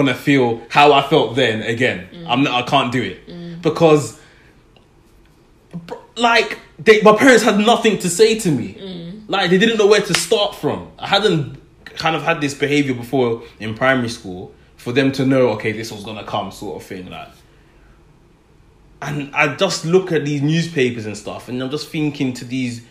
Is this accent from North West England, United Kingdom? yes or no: no; London, United Kingdom; where I grew up in Tottenham, there were a few youth clubs in the area